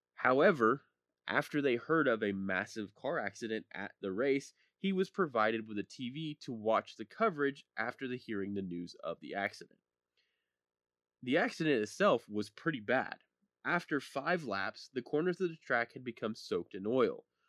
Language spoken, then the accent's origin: English; Speedway, Indiana, United States; moved away; I am originally from Speedway, Indiana, and lived about three blocks from the Motor Speedway